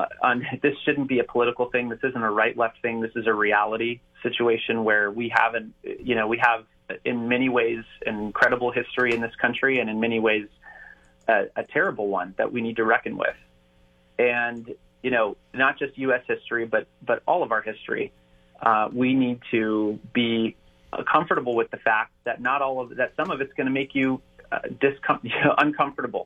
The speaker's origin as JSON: {"language": "English", "region": "Northern Virginia", "country": "United States", "tie": "born or raised there", "moved": "yes", "lives_now": "Ohio, United States", "said": "I grew up in Northern Virginia"}